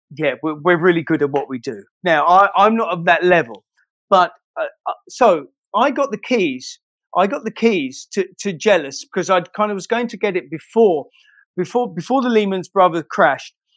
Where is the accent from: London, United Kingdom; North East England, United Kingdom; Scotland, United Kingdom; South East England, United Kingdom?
London, United Kingdom; I'm from Shoreditch